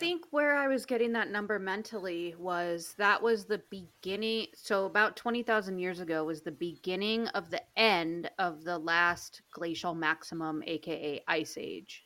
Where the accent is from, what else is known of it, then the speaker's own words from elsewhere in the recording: interior Alaska, United States; moved away; where I grew up in Alaska was the interior